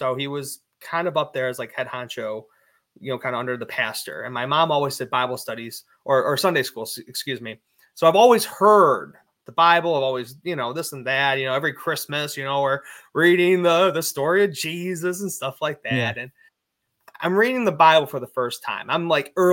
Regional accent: Cleveland, Ohio, United States; I'm from Cleveland, Ohio

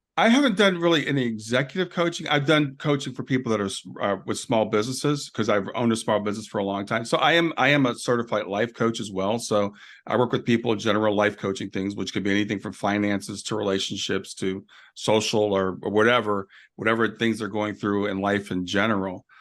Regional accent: Columbus, Ohio, United States; also born or lived in Kentucky; now in Cincinnati, United States; I grew up in Columbus, but I'm in Cincinnati now.

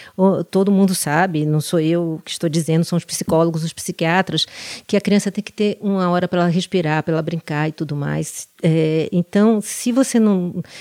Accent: Salvador, Bahia, Brazil; moved away as an adult; now in São Paulo, Brazil; eu depois saí da minha cidade natal, que é Salvador

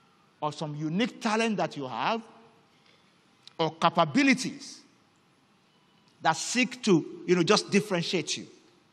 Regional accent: Nigeria; first language Yoruba; English is a second language; You know, in my native language, Yoruba, there's a slang that gained notoriety not too long ago because of a particular song. … And in this part of the world, people sang it a lot.

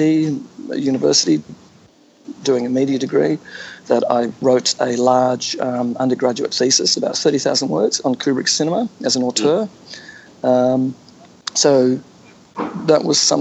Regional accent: Australia; I grew up in Australia as a Cold War kid, growing up in the 1960s

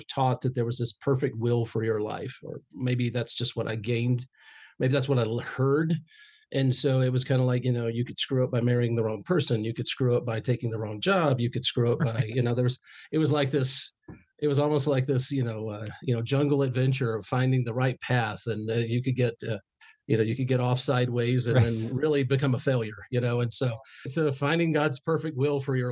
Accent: Northeast Georgia, United States; I grew up in Northeast Georgia

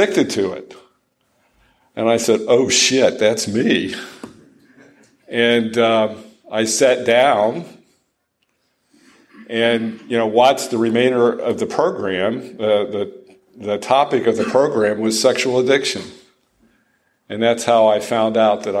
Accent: Dayton, Ohio, United States; now in Franklin, United States; my hometown of Dayton, Ohio

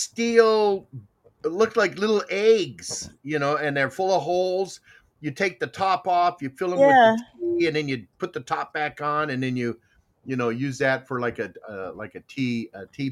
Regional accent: Arizona, United States; growing up in Arizona like I did

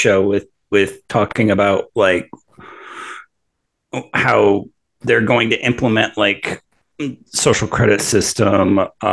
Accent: Northern Illinois, United States; I grew up in a town like that in Northern Illinois.

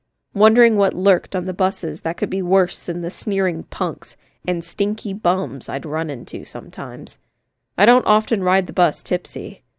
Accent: Chicago, Illinois, United States; now in Indianapolis, United States; Growing up in Chicago, I never had to learn to drive, and so far, I'd done okay here too.

